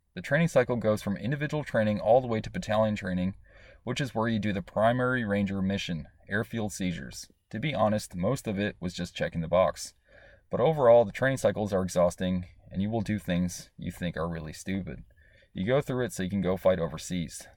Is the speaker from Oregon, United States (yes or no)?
no; Chicago, Illinois, United States; I grew up in Chicago.